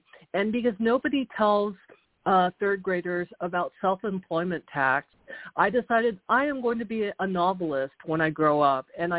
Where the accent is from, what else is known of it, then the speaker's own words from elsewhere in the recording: Houston, Texas, United States; also born or lived in South Korea; I was born in Houston. I'm Korean-American, but my parents are Korean, and they were homesick for Korea, so we actually sort of bounced back and forth between Texas and South Korea